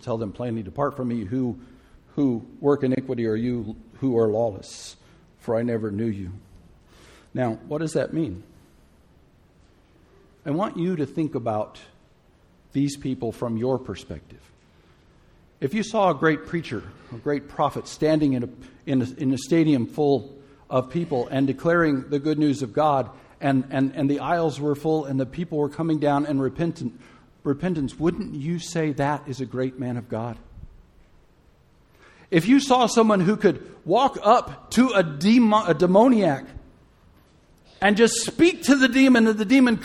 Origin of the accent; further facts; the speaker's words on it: Gulf Coast, United States; I grew up in the Gulf Coast